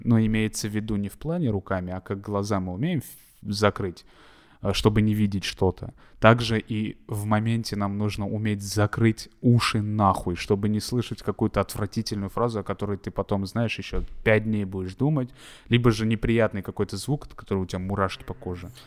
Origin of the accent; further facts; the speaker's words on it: Armenia; я просто как армянин говорю